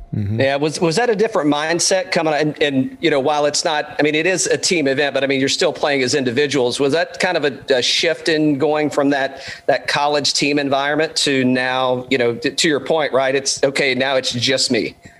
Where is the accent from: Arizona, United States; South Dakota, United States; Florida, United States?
Florida, United States; Central; growing up in Central Florida